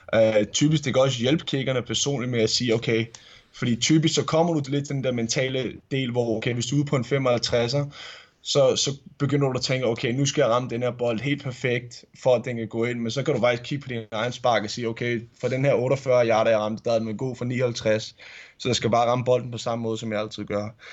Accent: Vedbæk, Capital Region of Denmark, Denmark; det ligger i Vedbæk, uh, så det er lige, hvor jeg er vokset op uh, som lille, som lille knæk

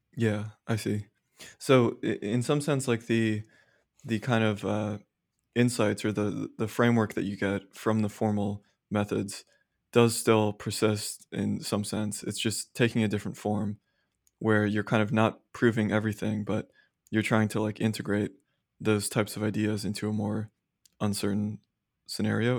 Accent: Austin, Texas, United States; moved away as an adult; also born or lived in Philadelphia; I grew up in Austin

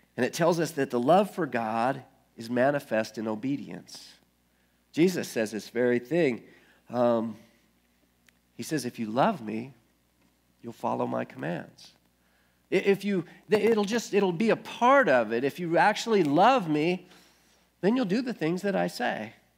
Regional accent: United States; I guess I'm a Christian because I grew up in America

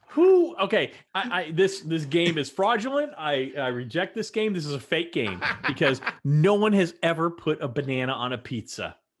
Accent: Texas, United States; moved away; growing up in Texas as a Texan

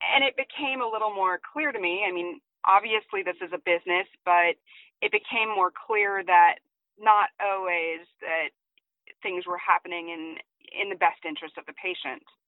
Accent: San Diego, California, United States; I'm from San Diego, California.

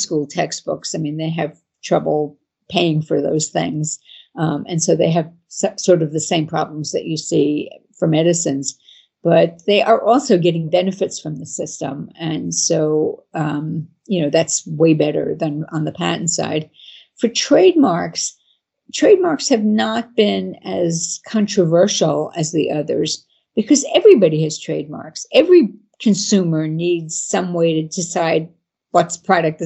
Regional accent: United States; I'm an American and I live in the United States

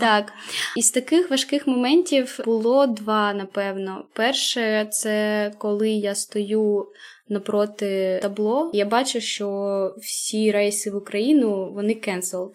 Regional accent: Kharkiv Oblast, Ukraine; moved away as an adult; now in France; Ми з Харківської області

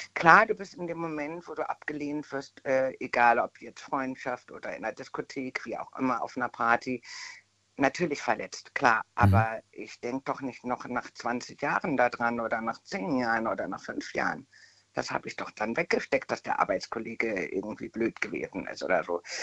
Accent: Bad Dürkheim, Rhineland-Palatinate, Germany

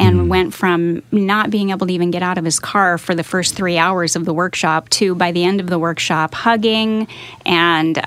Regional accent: Seattle, Washington, United States; moved away as an adult; also born or lived in Oregon / California; So I grew up in the Northwest, and I'm a Seattle girl, and lived in Oregon for a long time.

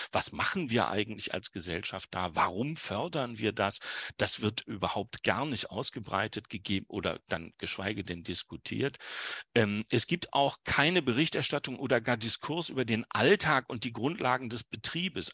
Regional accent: Wuppertal, North Rhine-Westphalia, Germany; in meiner Heimatstadt äh, Wuppertal

